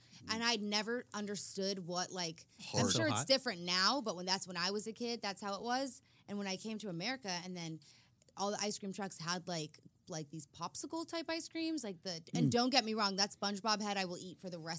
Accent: South Africa; now in Los Angeles, United States; I'm from South Africa.

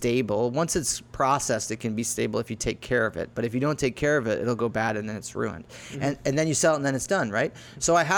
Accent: Lake Mary, Florida, United States; I grew up in Lake Mary

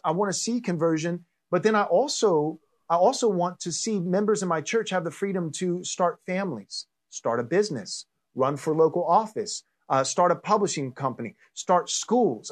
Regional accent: Texas, United States; now in California, United States; I grew up in Texas

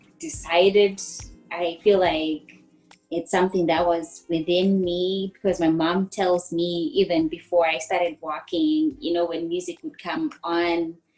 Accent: Bulawayo, Zimbabwe; moved away as an adult; I'm from Bulawayo

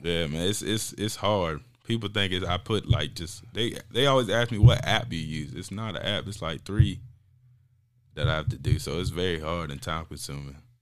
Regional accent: North Carolina, United States; also born or lived in Raleigh, North Carolina; I'm from Zeppelin, North Carolina

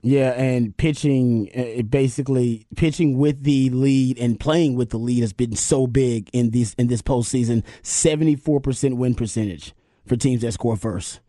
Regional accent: Houston, Texas, United States; moved away; where I grew up in South Park

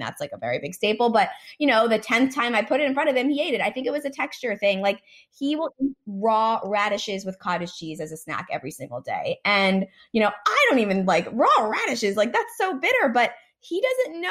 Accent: United States; my mom is from Israel

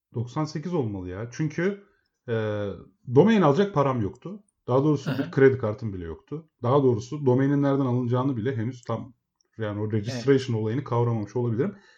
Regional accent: Emirdağ, Afyonkarahisar, Turkey; Emirdağ, Afyon Emirdağlıyım ben.

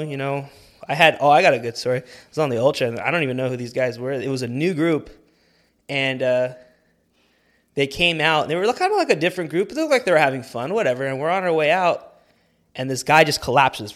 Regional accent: Whittier, California, United States; I grew up right here in Whittier

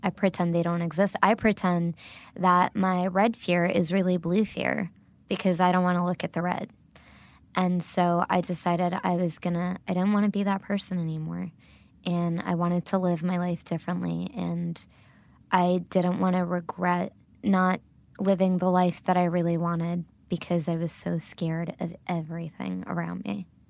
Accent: Little Silver, New Jersey, United States; first language Gujarati; English is a second language; moved away as an adult; also born or lived in Brooklyn, New York; now in Nashville, United States; I was born and raised in a tiny, tiny town in New Jersey called Little Silver

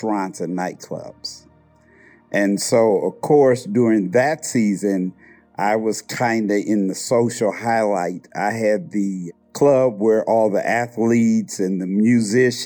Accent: Indianapolis, Indiana, United States; I'm from Indianapolis, Indiana

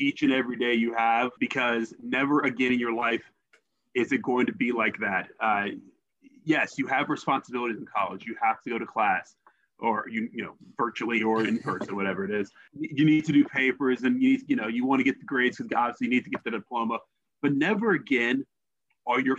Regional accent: Columbus, Ohio, United States; also born or lived in Augusta, Georgia; I work at the NBC station in Columbus, morning anchor there

